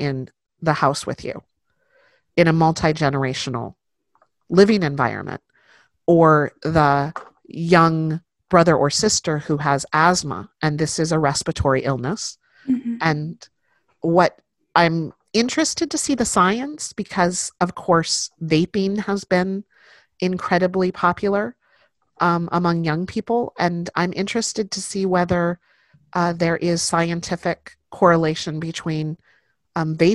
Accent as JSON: {"language": "English", "area": "Central Valley", "region": "California", "country": "United States", "tie": "born or raised there", "said": "I was born and raised in the Central Valley of the state"}